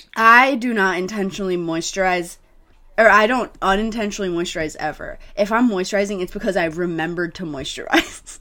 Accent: Missouri, United States; I was from Missouri

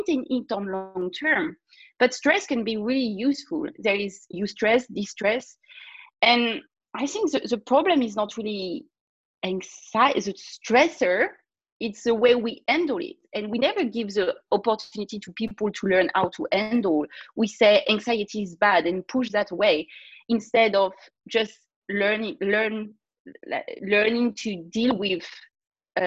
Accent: France; accent: French; English is a second language; I'm a French girl, obviously, like everybody gonna hear my accent in a second

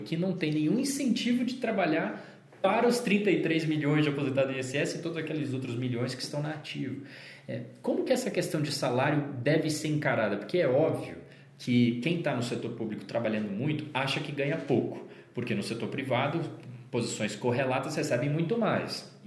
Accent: São Paulo, Brazil; moved away as an adult; also born or lived in Brasília; quando eu saí de São Paulo, onde eu nasci e morei, e fui morar em Brasília, onde eu passei sete anos da minha vida

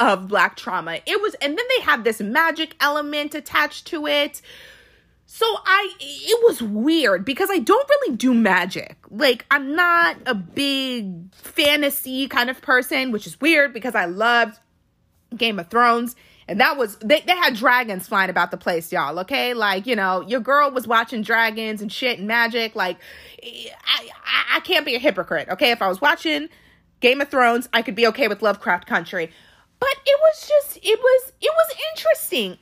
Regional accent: Washington, D.C. area, District of Columbia, United States; born or raised there; also born or lived in Arlington, Virginia

